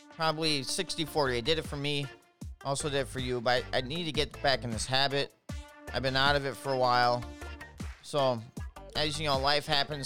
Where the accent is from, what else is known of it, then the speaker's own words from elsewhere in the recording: Minneapolis, Minnesota, United States; I'm from Minnesota. I'm from the Twin Cities, which sucks.